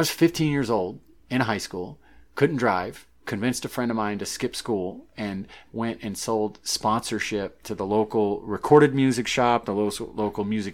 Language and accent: English; St. Louis, Missouri, United States; also born or lived in Charleston, South Carolina / Maine; that's where I say I'm from. That's my hometown. I grew up in St. Louis. I was born in Charleston, but moved there when I was like 5 or 6 years old.